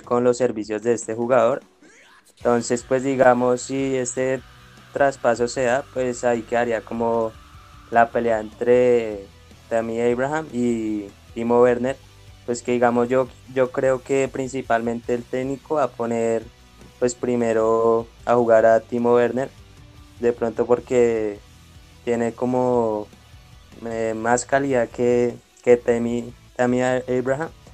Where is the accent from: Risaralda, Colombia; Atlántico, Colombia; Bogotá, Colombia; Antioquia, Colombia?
Bogotá, Colombia; yo nací acá en Bogotá